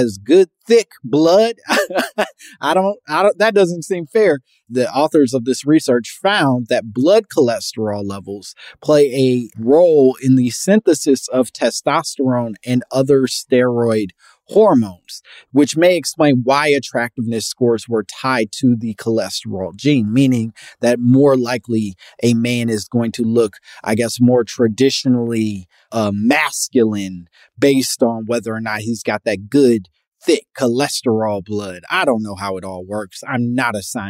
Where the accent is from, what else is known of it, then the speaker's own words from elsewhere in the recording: Midwest, United States; now in California, United States; I'm from the Midwest. I love the Midwest. I'm very proud of my Midwestern roots